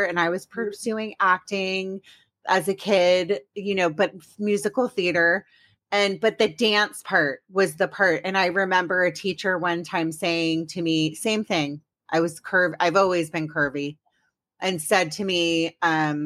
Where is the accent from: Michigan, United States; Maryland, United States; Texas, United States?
Maryland, United States; also born or lived in Washington, District of Columbia, United States; I grew up in Washington, DC, but really I grew up in Maryland, but I say I'm from DC